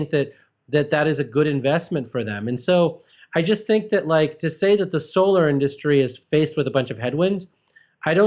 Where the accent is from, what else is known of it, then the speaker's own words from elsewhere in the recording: Illinois, United States; I grew up in Illinois